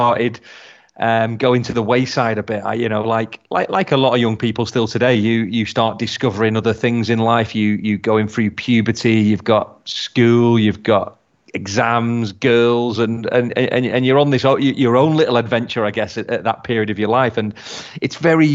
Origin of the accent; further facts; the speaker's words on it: Blackpool, North West England, United Kingdom; moved away; my hometown of Blackpool